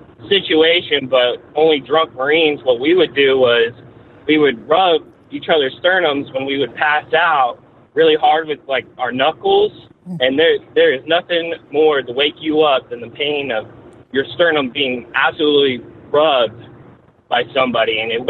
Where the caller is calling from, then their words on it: Kansas City, United States; from Kansas City.